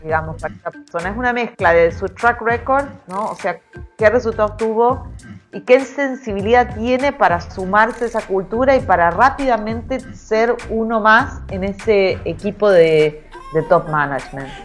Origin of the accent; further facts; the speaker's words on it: Argentina; un país que tiene muy poca estabilidad como el nuestro